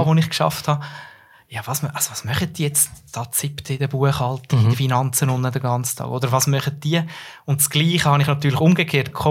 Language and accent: German; Central Switzerland, Switzerland